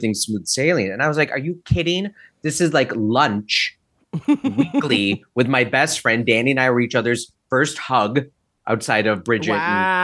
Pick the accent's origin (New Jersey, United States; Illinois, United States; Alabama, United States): Illinois, United States; Naperville; growing up in Naperville, Aurora, Illinois